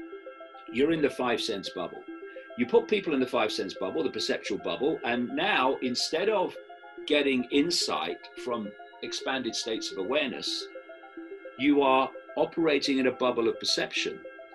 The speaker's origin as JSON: {"language": "English", "country": "United Kingdom", "said": "I am a man, I am white, I am British, etc."}